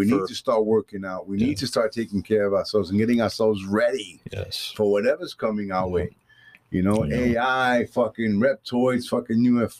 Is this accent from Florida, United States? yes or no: yes; Vero Beach, Florida, United States; we're Floridians from Vero Beach.